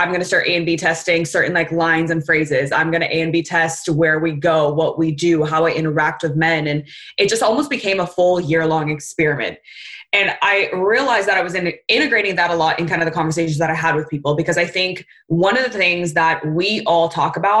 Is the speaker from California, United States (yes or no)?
yes; Southern California, United States; I'm from Southern California